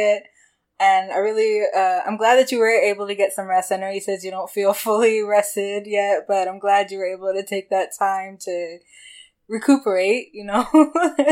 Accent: Michigan, United States; I'm from Michigan.

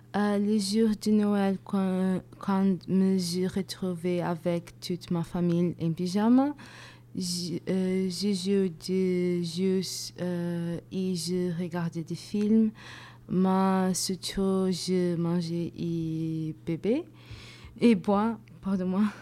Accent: Portugal; French is a second language; moved away as an adult; now in France; je suis portugaise

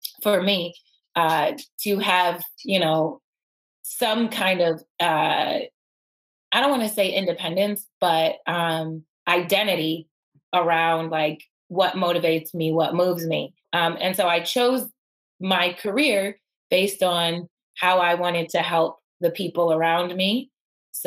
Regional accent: Buffalo, New York, United States; I grew up in Buffalo

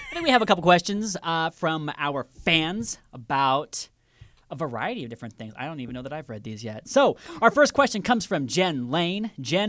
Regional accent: Kansas, United States; we're from Kansas.

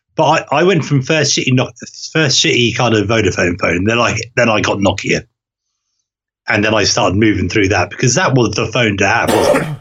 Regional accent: Norway; moved away; where I um, grew up as a child, before I moved away from Norway and moved back

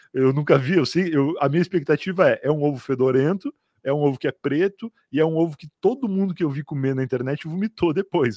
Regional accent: Rio Grande, Rio Grande do Sul, Brazil; now in São Paulo, Brazil; eu sou gaúcho, mas eu sou de Rio Grande. Rio Grande é uma cidade muito ao sul, né, do Rio Grande do Sul

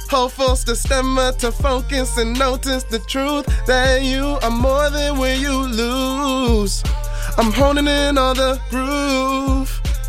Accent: Jamaica; Just being Jamaican and knowing the culture that I come from, knowing the weight that's on my shoulders, sometimes it makes me feel like Atlas.

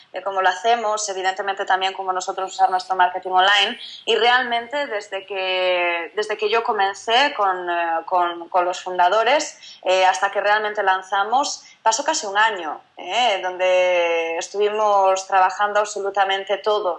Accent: Galicia, Spain; moved away as an adult; now in Barcelona, Spain; yo soy gallega, yo no soy de, Barcelona, que es donde estamos el equipo principal de Rebeldes. Yo estaba en Galicia, hice mis estudios

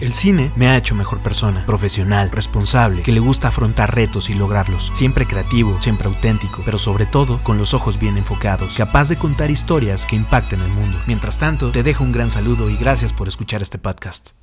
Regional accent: Mexico City, Mexico; soy de la Ciudad de México

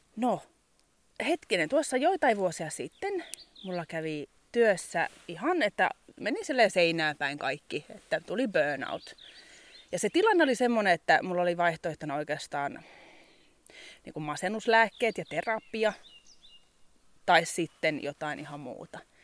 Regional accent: Kirkkonummi, Uusimaa, Finland; moved away as an adult; also born or lived in Helsinki / England / Muonio; now in Ylläsjärvi, Finland; Mä oon kirkkonumelta alun perin kotoisin. Se on lähellä Helsinkiä.

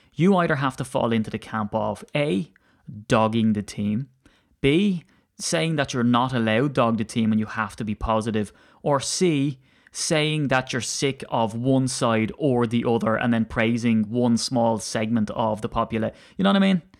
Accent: Ireland; I'm an Irishman

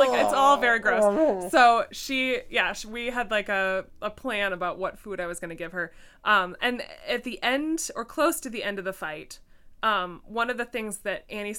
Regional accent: Ireland; accent: Irish; I was like, with my Irish accent, like, water, WTH!

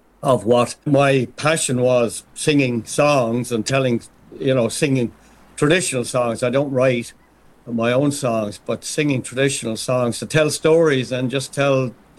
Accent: Dublin, Leinster, Ireland; moved away as an adult; now in Newfoundland, Canada; I'm from Ireland originally, from Dublin

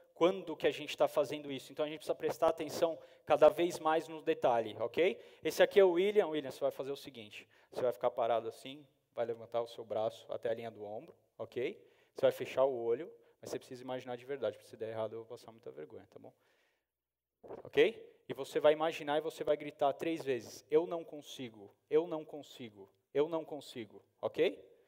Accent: São Paulo, Brazil; eu sou de São Paulo

